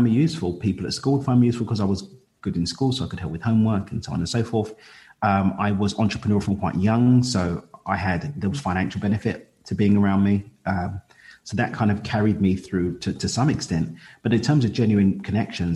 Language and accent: English; East London, Essex, East of England, United Kingdom; we're from East London. We moved out to Essex, which is the county to the east of London